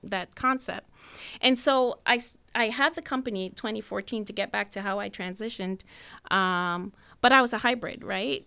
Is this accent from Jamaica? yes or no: yes; Jamaica; now in United States; I'm from Jamaica